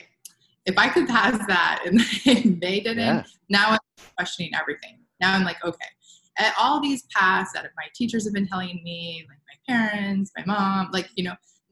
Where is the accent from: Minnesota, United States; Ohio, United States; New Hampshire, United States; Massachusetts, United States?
New Hampshire, United States; now in California, United States; I'm from the East Coast. I'm from New Hampshire.